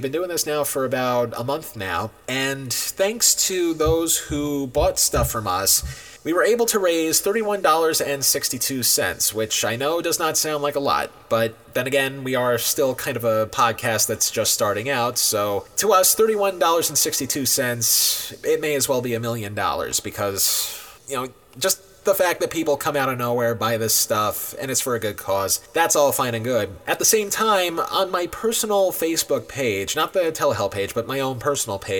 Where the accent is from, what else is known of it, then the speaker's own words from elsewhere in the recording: New York, United States; I'm born and raised in New York